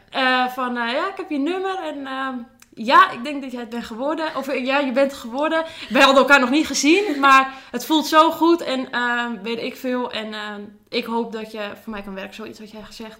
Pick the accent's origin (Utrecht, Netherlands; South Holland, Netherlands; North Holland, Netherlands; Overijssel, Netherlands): North Holland, Netherlands; Zaandam; Ik kom uit Zaandam